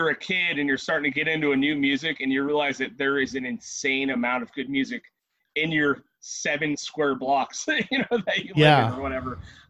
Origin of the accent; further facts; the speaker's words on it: Trona and Rosamond, California, United States; also born or lived in Lancaster, California; I grew up out in, like, Trona and Rosemond